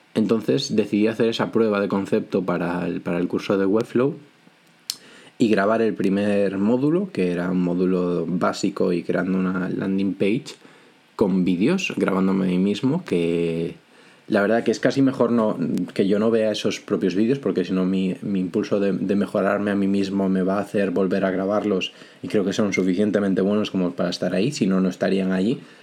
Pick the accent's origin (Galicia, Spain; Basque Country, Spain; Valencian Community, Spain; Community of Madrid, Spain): Galicia, Spain; Vigo; now in A Coruña, Spain; soy gallego, vivo en A Coruña, aunque de toda la vida soy de Vigo